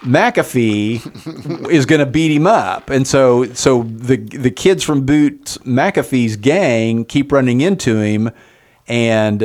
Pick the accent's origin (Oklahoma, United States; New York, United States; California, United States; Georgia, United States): Oklahoma, United States; Enid; we grew up in Enid around a lot of mentally challenged, Down syndrome kids